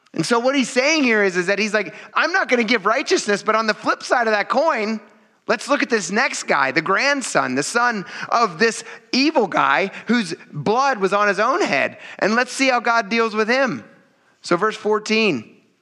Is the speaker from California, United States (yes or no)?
no; Pennsylvania, United States; being from Pennsylvania